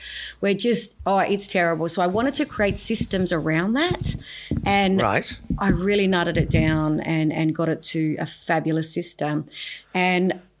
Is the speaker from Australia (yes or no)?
yes; Adelaide, South Australia, Australia; I grew up in Adelaide, South Australia, with my mum and my stepdad